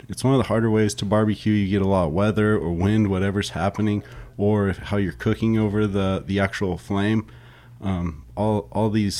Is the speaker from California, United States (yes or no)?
yes; San Luis Obispo, California, United States; now in San Diego, United States; I'm from San Luis Obispo, which is really the heart of Santa Maria style barbecue up there. And it's what I grew up